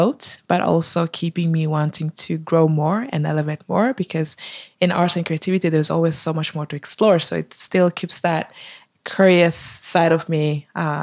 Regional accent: Norway; also born or lived in Tanzania; I was born in Tanzania, but I grew up in Norway from the age of 7

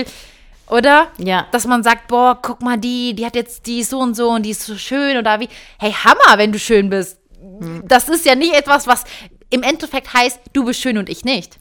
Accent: Cologne, North Rhine-Westphalia, Germany; moved away as an adult; now in Switzerland; ich habe davor logischerweise in Köln, in meiner Heimatstadt, ganz viele Freunde gehabt

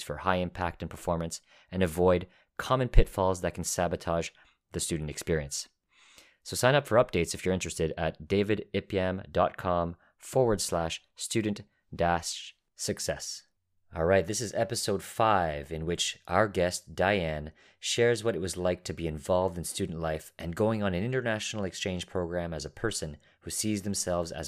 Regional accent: Toronto, Ontario, Canada; I'm from Toronto, but I just never went south of Bloor

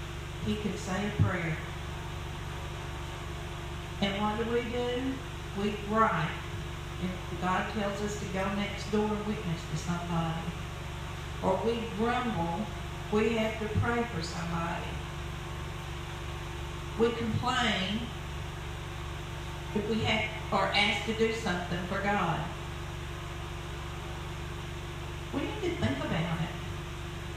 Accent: United States; I was born in the United States. Lived here all my life.

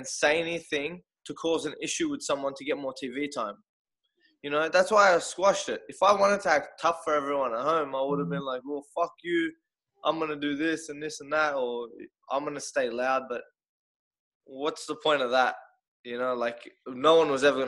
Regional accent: Australia; I'm from Australia

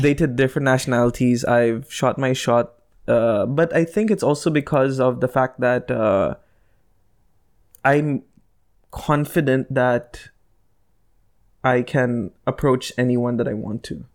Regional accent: United Arab Emirates; accent: Indian; Janine and I were, were raised here in this country.

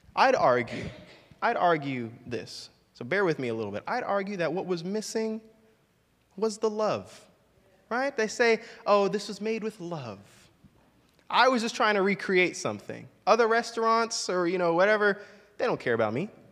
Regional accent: Orlando, Florida, United States; growing up in Orlando

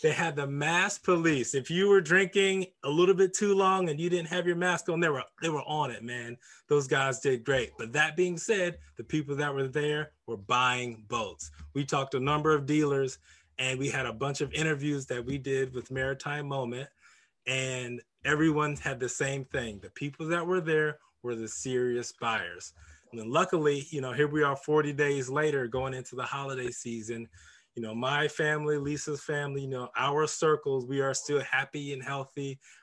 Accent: St. Petersburg, Florida, United States; my hometown

